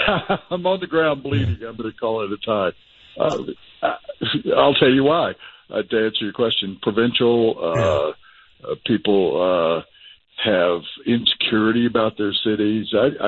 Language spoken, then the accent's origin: English; Tennessee, United States; now in Denver, United States; I'm from Tennessee